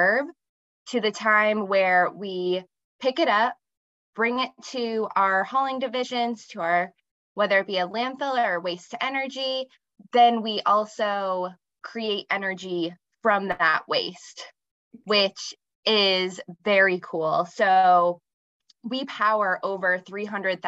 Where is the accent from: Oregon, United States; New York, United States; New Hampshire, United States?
New Hampshire, United States; Hampton area / Strafford; also born or lived in Nebraska; My family moved here from Nebraska when I was very young, and I went to school between the Hampton area and then up near Stratford